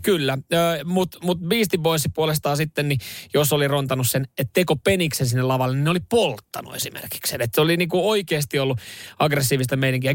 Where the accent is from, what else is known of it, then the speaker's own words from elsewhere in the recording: Vantaa, Uusimaa, Finland; lamaajan lapsena Länsi-Vantaalla viettänyt nuoruuden